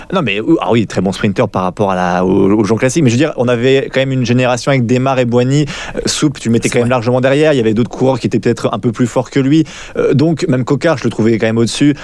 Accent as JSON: {"language": "French", "country": "France", "said": "quand on est français"}